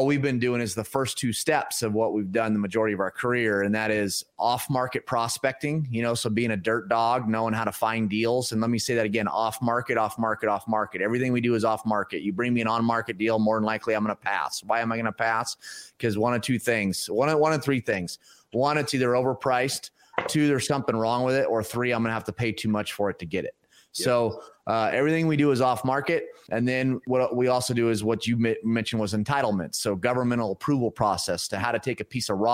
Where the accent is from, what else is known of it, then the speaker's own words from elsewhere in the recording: Pacific Northwest, United States; moved away; my hometown up in the Pacific Northwest